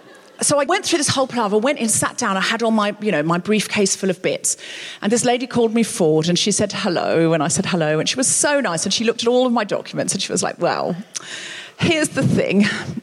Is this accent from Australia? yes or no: yes; Australia; now in United Kingdom; Because I came from a place of privilege of my own free will. I came from Australia, where the economy was good, everything was fine. I came over here uninvited, nobody asked me to.